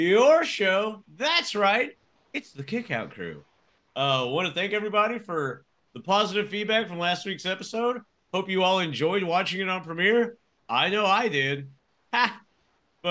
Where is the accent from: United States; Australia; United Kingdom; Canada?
United States; Amarillo, Texas; I'm from the Texas Panhandle around the Amarillo area